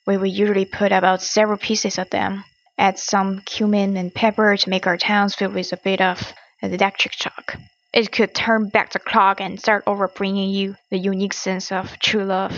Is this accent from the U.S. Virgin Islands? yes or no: no; China; I come from China.